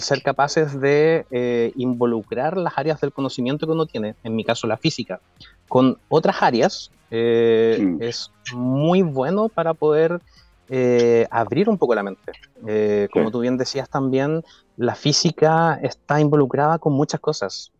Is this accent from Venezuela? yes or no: no; Chiloé, Los Lagos, Chile; moved away as an adult; also born or lived in Santiago, Chile; Yo soy criado de Chile, me considero un chilote adoptado